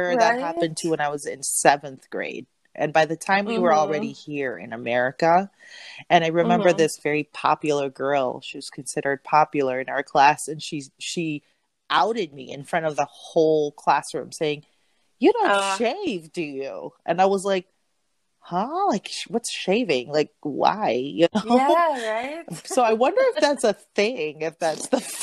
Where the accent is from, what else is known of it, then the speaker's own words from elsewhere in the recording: Parañaque, Metro Manila, Philippines; I was raised in Parañaque